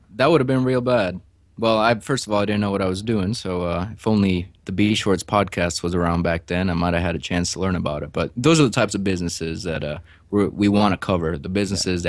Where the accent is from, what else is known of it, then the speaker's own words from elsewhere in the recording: Chicago, Illinois, United States; moved away as an adult; also born or lived in Houston; I'm actually from Chicago, got my mechanical engineering degree at the University of Illinois